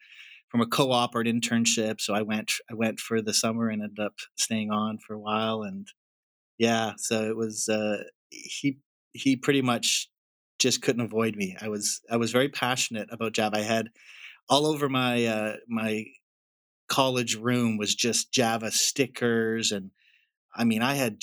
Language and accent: English; Alberta, Canada; moved away as an adult; also born or lived in Nepal; I grew up near the Rocky Mountains and, you know, was thrilled looking back to just have a beautiful place to grow up. It's been 12 years since we've lived in Canada